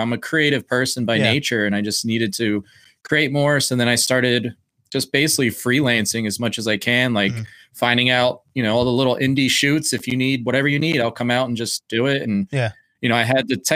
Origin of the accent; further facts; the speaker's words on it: Blackwood, New Jersey, United States; I'm originally from South Jersey, just outside of Philadelphia